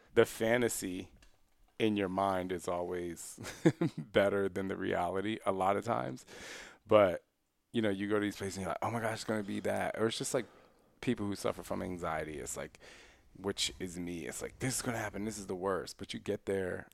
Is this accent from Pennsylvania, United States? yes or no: yes; Philadelphia, Pennsylvania, United States; moved away; also born or lived in Istanbul, Turkey / Switzerland / Germany; I, I grew up in Philly.